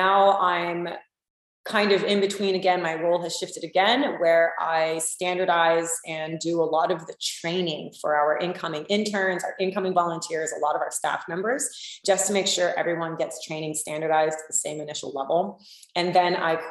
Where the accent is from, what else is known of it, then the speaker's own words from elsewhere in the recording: South Florida, United States; I grew up in the South Florida area